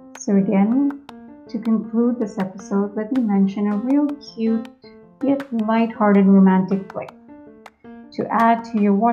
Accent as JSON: {"language": "English", "town": "Mumbai", "region": "Maharashtra", "country": "India", "tie": "born or raised there", "first_language": "Hindi", "second_language": "English", "said": "I'm from India, born in Mumbai. Hindi is native to me"}